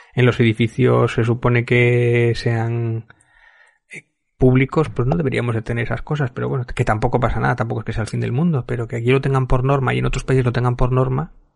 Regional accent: Spain

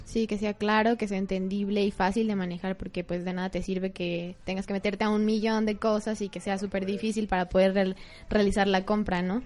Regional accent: Uruapan, Michoacán, Mexico; yo soy de allá, Alex, yo soy de Uruapan, Michoacán.

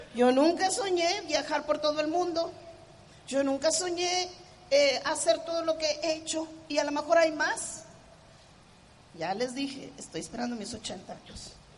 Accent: Mexico; como los mexicanos decimos

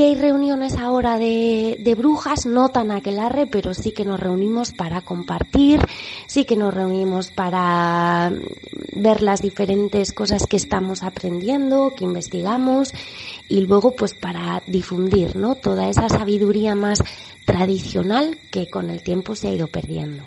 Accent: Basque Country, Spain; yo soy del País Vasco, entonces toda la vertiente de la mitología vasca también la he aprendido desde muy pequeña

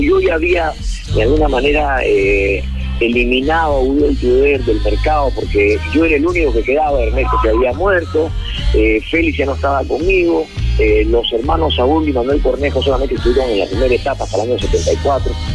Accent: Peru; nosotros normalmente como peruanos

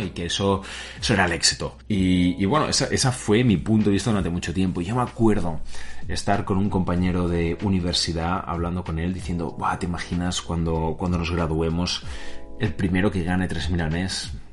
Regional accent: Spain; moved away as an adult; also born or lived in United States; nací, he nacido aquí en España

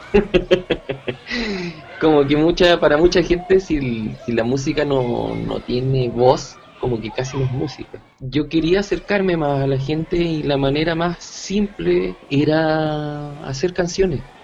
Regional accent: Santiago, Santiago Metropolitan Region, Chile; also born or lived in Buenos Aires; soy un músico chileno, nacido y criado en Santiago de Chile

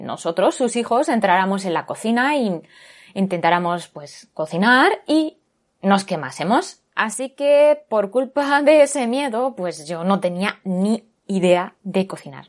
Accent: Barcelona, Catalonia, Spain; moved away as an adult; now in Japan; ahí en Barcelona, mi ciudad natal

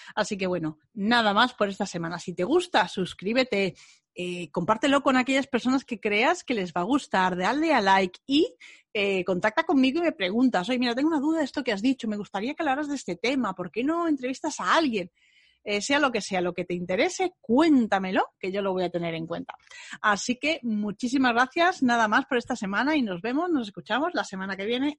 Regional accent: Bilbao, Basque Country, Spain; moved away; Me fui a Bilbao a ver a mi familia, a ver a mi tierra

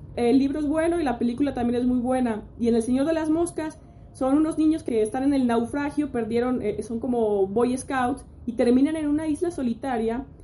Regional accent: Mexico; nosotros como mexicanos

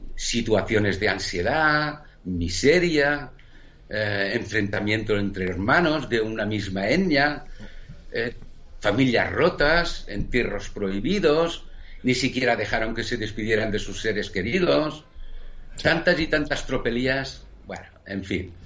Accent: Spain; nosotros, como, como españoles

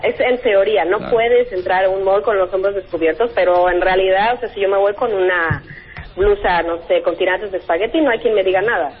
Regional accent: Mexico; moved away as an adult; also born or lived in Mexico City / India; now in Dubai, United Arab Emirates; Salí de México a los 20

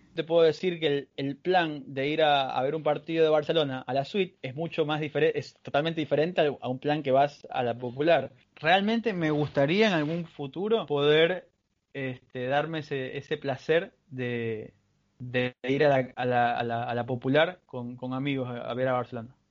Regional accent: Bahía de Caráquez, Manabí, Ecuador; soy de Bahía de Caracas, una pequeña ciudad ubicada en Manabí, en la costa ecuatoriana

